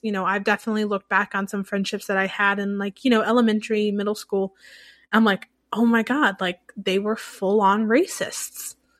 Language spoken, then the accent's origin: English; the Bible Belt, United States; moved away; growing up in the Bible Belt